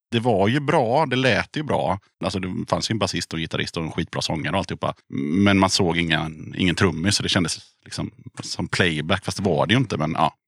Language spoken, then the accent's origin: Swedish; Tranås, Jönköping County, Sweden; Jag kommer ju från Tranås, så där spelade ju alla band med trummaskin